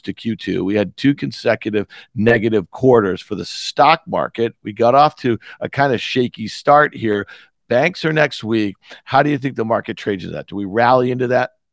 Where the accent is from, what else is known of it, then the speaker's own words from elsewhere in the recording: Syracuse, New York, United States; also born or lived in New Jersey; in nineteen eighty-three, we moved from New Jersey to Syracuse.